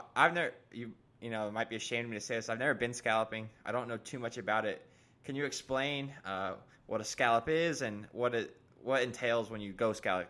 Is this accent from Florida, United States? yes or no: yes; Miami, Florida, United States; I'm from Miami